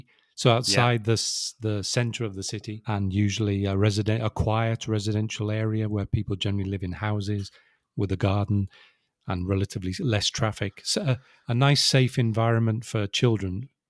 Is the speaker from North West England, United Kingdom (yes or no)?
yes; Wirral, North West England, United Kingdom; So it's much easier to say I grew up in Liverpool, which is not strictly true, but very close, sort of 10, 15 kilometers away.